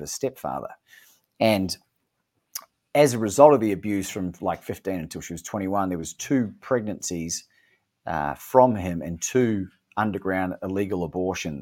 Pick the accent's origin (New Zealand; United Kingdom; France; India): New Zealand; moved away as an adult; also born or lived in Melbourne, Australia; now in Mexico; I'm from New Zealand. I spent 20 years there. Moved to Melbourne when I was about 21.